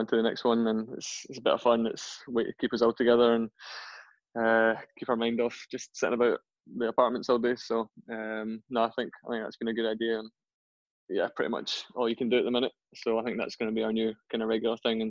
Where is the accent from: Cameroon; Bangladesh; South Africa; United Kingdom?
United Kingdom; Gourock, Scotland; I grew up in Gourock.